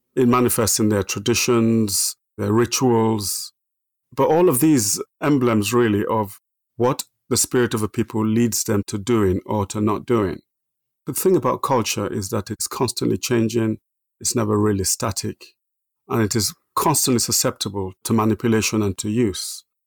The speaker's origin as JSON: {"language": "English", "country": "Nigeria", "tie": "born or raised there", "also_born_or_lived": "Minna, Nigeria", "moved": "yes", "lives_now": "England", "said": "I was born in Nigeria, born in the middle of Nigeria, a place called Minna."}